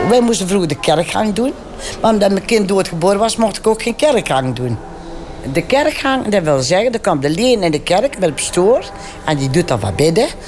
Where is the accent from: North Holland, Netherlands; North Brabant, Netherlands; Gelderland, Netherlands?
North Brabant, Netherlands; Venhorst; also born or lived in Erp; Ik ben in Venhorst geboren. Een klein boerenlandje, dorpje denk ik toen 3000 inwoners.